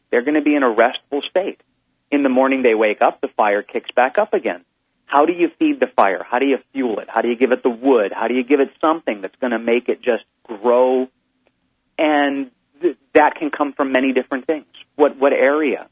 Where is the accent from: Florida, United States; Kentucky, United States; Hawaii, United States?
Hawaii, United States; I'm from Hawaii